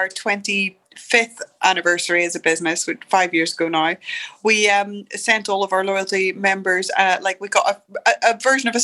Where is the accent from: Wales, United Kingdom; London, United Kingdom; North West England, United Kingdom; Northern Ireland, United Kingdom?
Northern Ireland, United Kingdom; Derry; moved away as an adult; I arrived back in Derry, and yes, it's my hometown. I grew up here